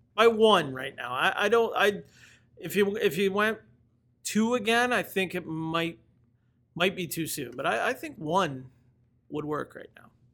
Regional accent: Georgetown, Ontario, Canada; in Georgetown, which you know, where I grew up

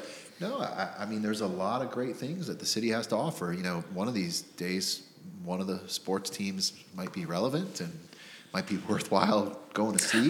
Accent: Miami, Florida, United States; moved away as an adult; also born or lived in New York / Jacksonville, Florida; now in Northern Kentucky, United States; I grew up in Miami, Florida.

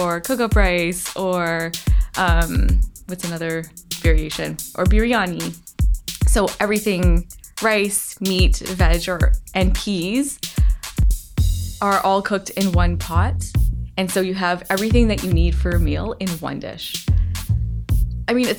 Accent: Canada; Being Canadian and like brown with Trinidadian roots

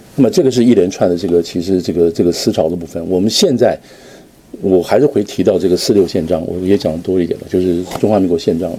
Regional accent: Taiwan; 我从台湾过来

